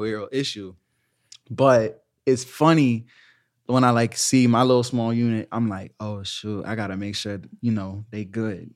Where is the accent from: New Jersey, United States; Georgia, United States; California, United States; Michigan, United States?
Georgia, United States; moved away as an adult; also born or lived in Virginia; now in Orlando, United States; I'm from Georgia.